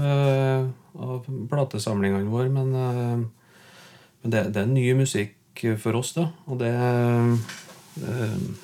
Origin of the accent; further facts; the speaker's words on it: Ler, Trøndelag, Norway; also born or lived in Byneset; er jeg oppvokst på Ler i Gauldalen